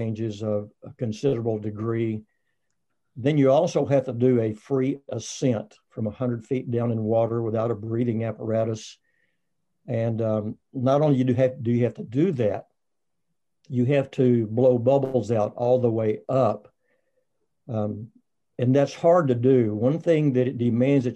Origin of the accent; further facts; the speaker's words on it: Texas, United States; I'm from Texas